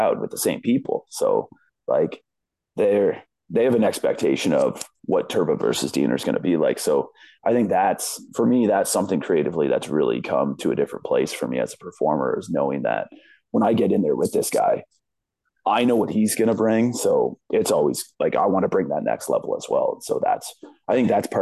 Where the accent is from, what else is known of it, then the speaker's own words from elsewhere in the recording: London, Ontario, Canada; my hometown of London